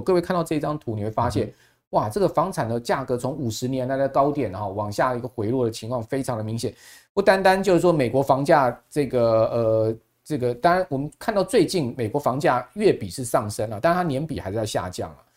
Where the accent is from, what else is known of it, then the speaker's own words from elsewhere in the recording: Taiwan; 他跟我们台湾人不一样， 我们台湾人是有钱人才看价钱的